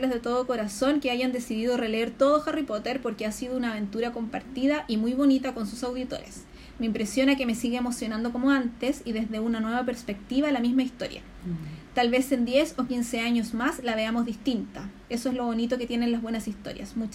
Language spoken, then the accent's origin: Spanish; Conchalí, Santiago Metropolitan Region, Chile; viví en Conchalí, jamás en la vida vimos pasto